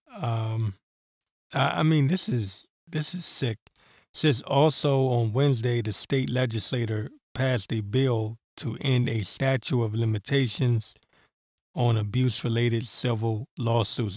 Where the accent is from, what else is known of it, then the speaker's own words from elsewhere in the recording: Maryland, United States; accent: Maryland; also born or lived in Washington, D.C.; Showing my Maryland accent